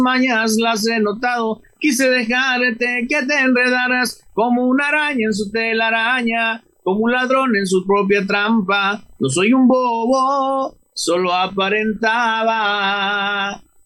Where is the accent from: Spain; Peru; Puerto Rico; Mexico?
Mexico; Mazatlán, Sinaloa; de ahí de Mazatlán, Sinaloa